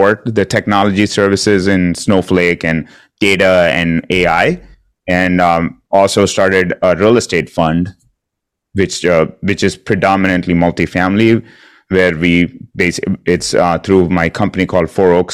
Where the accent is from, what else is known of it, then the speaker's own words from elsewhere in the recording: India; moved away as an adult; I'm originally from India. Came here to do my master's degree about 20 years ago